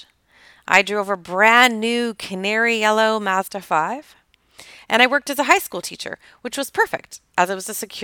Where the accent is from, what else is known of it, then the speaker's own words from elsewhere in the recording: Toronto, Ontario, Canada; I grew up in Toronto, Ontario, Canada